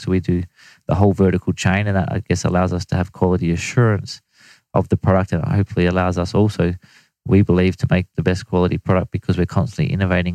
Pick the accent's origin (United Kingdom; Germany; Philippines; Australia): Australia; as an Australian